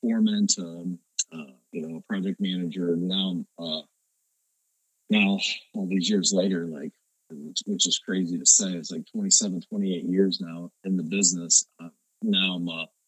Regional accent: northern Ohio, United States; Born and raised in Ohio, kind of live more in the central part of the state, but grew up in the northern part of the state

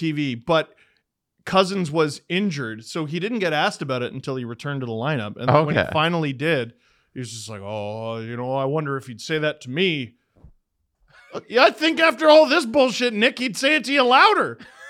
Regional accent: Toronto, Ontario, Canada; Yeah. Well, Adam, you know the worst thing that you said, though? I'm from Toronto.

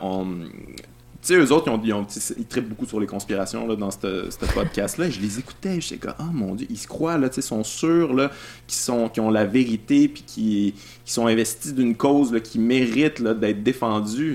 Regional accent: Quebec City, Quebec, Canada; je viens de Québec

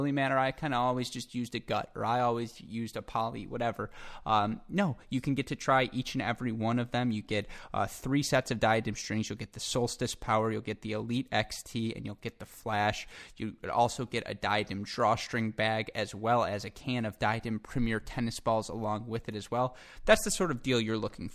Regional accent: Michigan, United States; I grew up in the Midwest

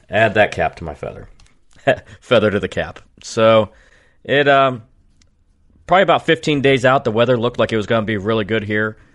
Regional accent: Dover, Ohio, United States; I am a fireman from Dover, Ohio.

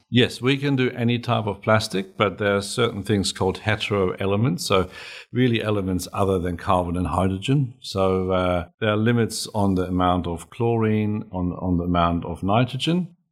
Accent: Germany; now in Australia; I'm German

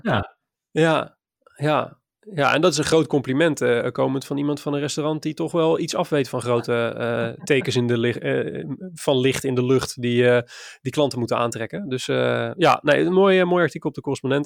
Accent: Maassluis, South Holland, Netherlands; ik ben opgegroeid in Maasluis, een klein plaatsje vlakbij ehm, vlakbij Rotterdam

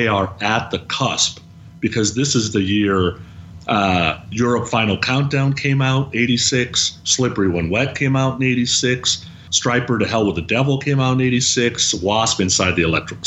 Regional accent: San Francisco, California, United States; I'm in San Francisco

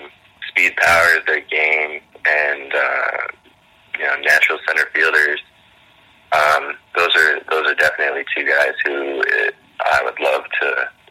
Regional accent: Boston, Massachusetts, United States; born there; I was born in the Boston area, and all my family's Red Sox fans.

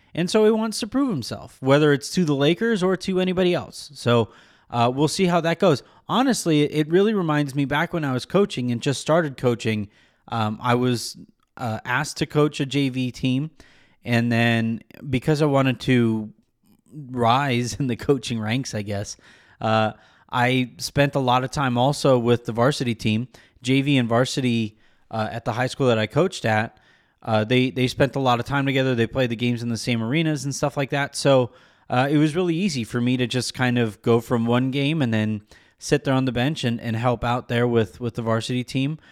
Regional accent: West Coast, United States; I grew up on the West Coast

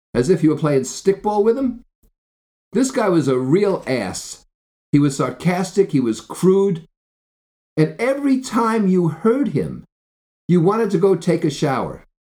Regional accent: New Jersey, United States; I grew up in Jersey

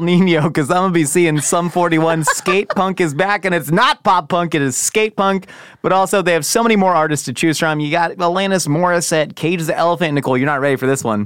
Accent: Southern California, United States; now in Los Angeles, United States; growing up in Southern California, especially moving

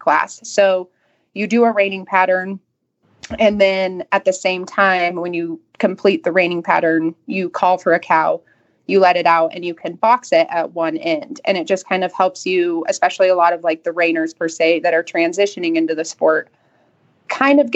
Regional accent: Colorado, United States; I grew up in Colorado. I'm a Colorado native.

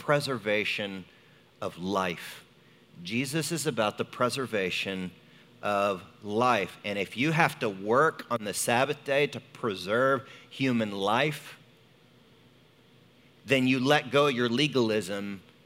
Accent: United States; for me as an American. You know, I grew up, we don't stop during the middle of the day

